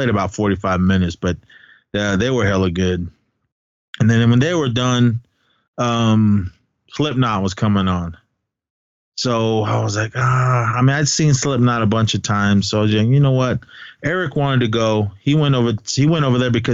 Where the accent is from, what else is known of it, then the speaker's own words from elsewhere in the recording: Bay Area, California, United States; Some gals that I grew up with in the Bay Area